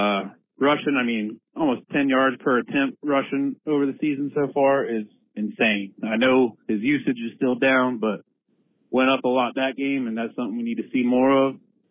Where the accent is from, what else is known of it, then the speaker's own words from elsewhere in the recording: Fredericksburg, Virginia, United States; I'm from Fredericksburg, Virginia. First-time caller, long-time listener.